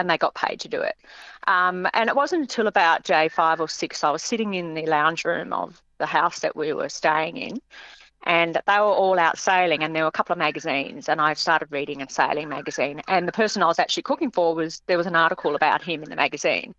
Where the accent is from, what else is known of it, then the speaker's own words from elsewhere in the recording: Dubbo, New South Wales, Australia; moved away as an adult; also born or lived in Brisbane; now in Noosa, Australia; I'm actually a country girl. I grew up in Dubbo